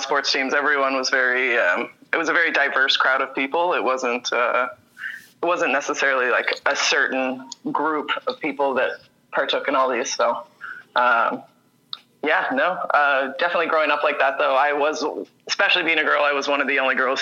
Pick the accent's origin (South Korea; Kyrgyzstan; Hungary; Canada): Canada; Toronto, Ontario; I grew up in Toronto